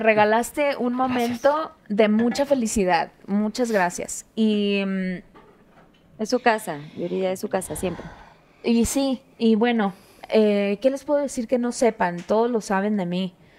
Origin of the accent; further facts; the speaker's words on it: Hermosillo, Sonora, Mexico; moved away; vengo de un barrio de Hermosillo